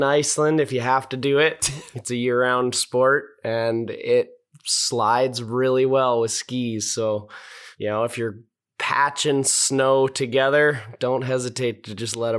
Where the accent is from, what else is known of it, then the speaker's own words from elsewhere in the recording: Boulder, Colorado, United States; Yeah, so I grew up in Boulder, Colorado, which is kind of rare these days to actually be born there.